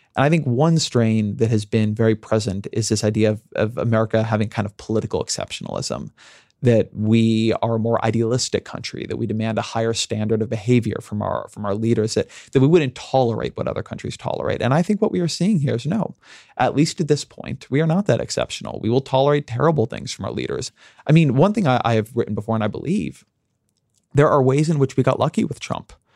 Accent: United States; I'm an American

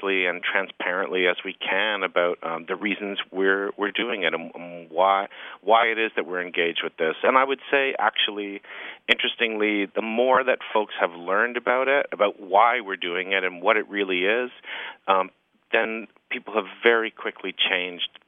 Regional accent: Canada; as a Canadian storyteller

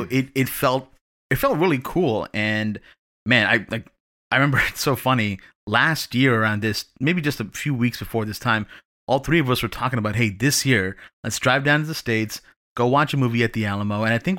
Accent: Canada; as a Canadian

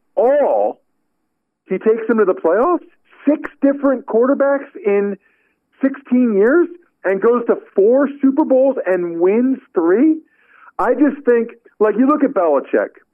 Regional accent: outside of Philadelphia, Pennsylvania, United States; I grew up outside of Philadelphia

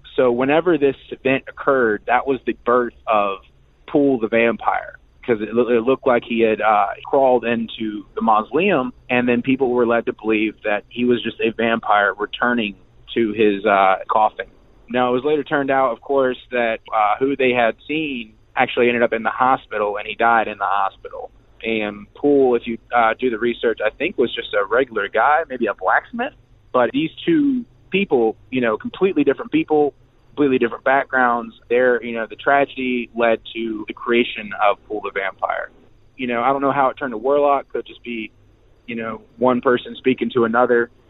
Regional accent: Hopewell, Virginia, United States; moved away; also born or lived in Richmond, Virginia / Southern California; I was born and raised in Hopewell, Virginia, but the closest big city and where I spent a lot of my time was in Richmond

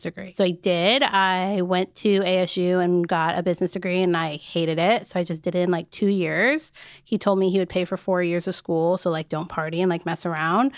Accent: Arizona, United States; I grew up in Arizona.

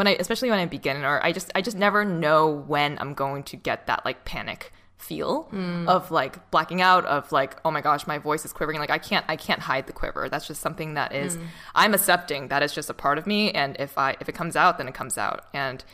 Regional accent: Boston, Massachusetts, United States; I'm from Boston

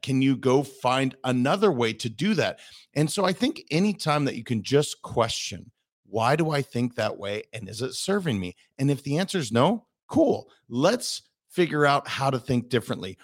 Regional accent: Montana, United States; I'm a kid from Montana.

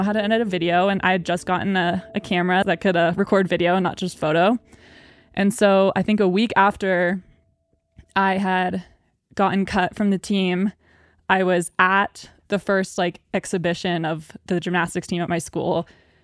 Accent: Maine, United States; I grew up in Maine

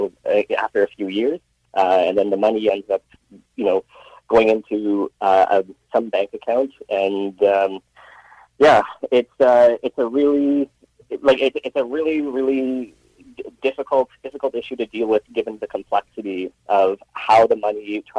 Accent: Richmond, British Columbia, Canada; I was born and raised in Richmond, BC

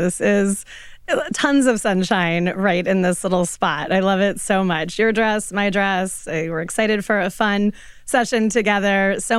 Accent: Colorado, United States; moved away; I grew up in Colorado, and it was many decades ago.

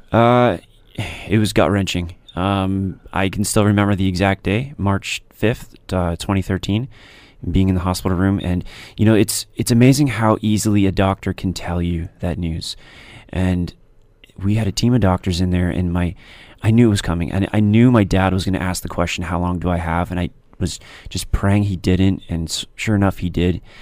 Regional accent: Stoney Creek, Ontario, Canada; I grew up in Stony Creek

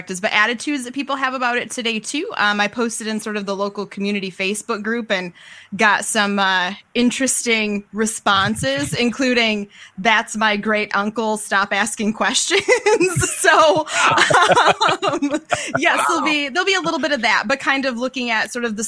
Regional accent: White Cloud, Michigan, United States; my hometown. In White Cloud, Michigan.

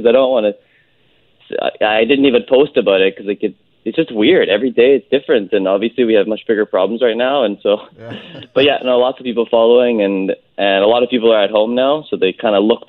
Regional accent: North Vancouver, British Columbia, Canada; I grew up on the North Shore in Lynn Valley.

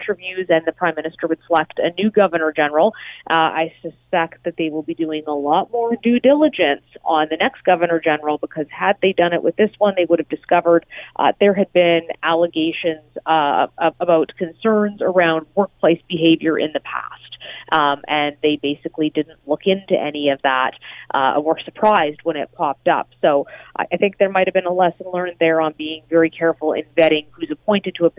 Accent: Alberta, Canada; I'm from Alberta

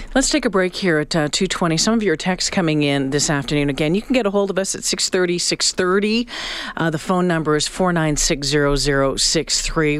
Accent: Canada; growing up in Canada

